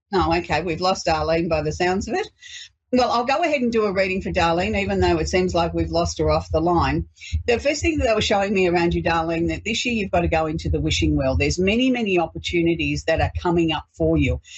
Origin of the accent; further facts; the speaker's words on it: Australia; we celebrate being Australian